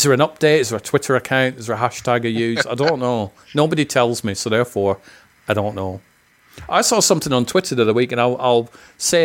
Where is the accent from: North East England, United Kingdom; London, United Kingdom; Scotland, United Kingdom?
Scotland, United Kingdom; I'm from Scotland. I've been called a jock many times